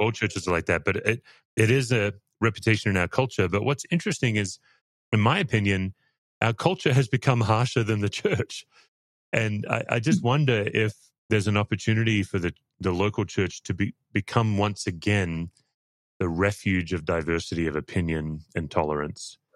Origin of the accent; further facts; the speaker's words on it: Australia; obviously I'm an Australian